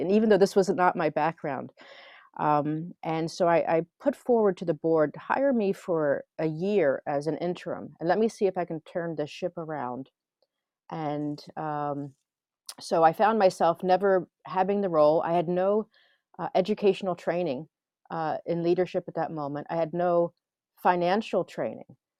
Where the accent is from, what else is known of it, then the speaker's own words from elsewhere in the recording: Philadelphia, Pennsylvania, United States; moved away as an adult; also born or lived in New Mexico; now in Helsinki, Finland; I grew up in Philadelphia area, and we moved to New Mexico